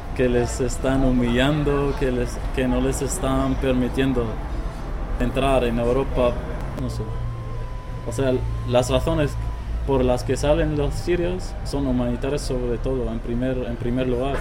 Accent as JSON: {"language": "Spanish", "town": "Aleppo", "region": "Aleppo Governorate", "country": "Syria", "tie": "born or raised there", "also_born_or_lived": "Beirut, Lebanon", "second_language": "Spanish", "moved": "as an adult", "lives_now": "Madrid, Spain", "said": "soy de Siria."}